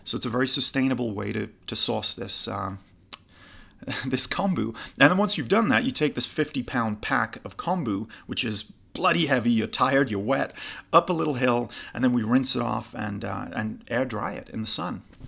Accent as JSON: {"language": "English", "town": "Newcastle upon Tyne", "region": "North East England", "country": "United Kingdom", "also_born_or_lived": "California", "moved": "yes", "lives_now": "Los Angeles, United States", "said": "originally from Newcastle, just below Scotland"}